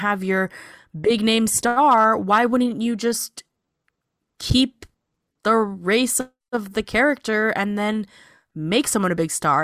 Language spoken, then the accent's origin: English; Sacramento, California, United States; moved away; I grew up in Sacramento.